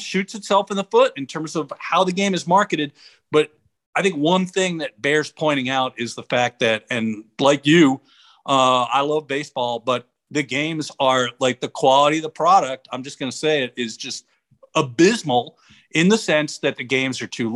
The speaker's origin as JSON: {"language": "English", "region": "New York", "country": "United States", "tie": "born or raised there", "said": "growing up in New York"}